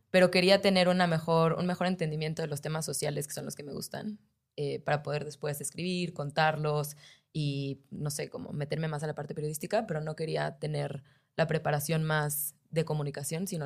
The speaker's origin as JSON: {"language": "Spanish", "region": "Mexico City", "country": "Mexico", "also_born_or_lived": "New York, United States", "said": "yo soy de acá, del DF"}